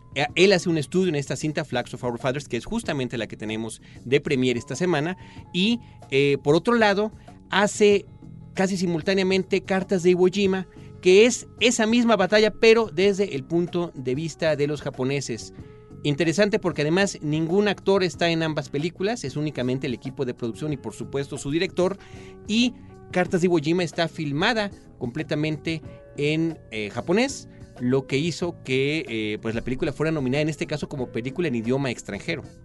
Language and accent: Spanish; Mexico; nosotros como mexicanos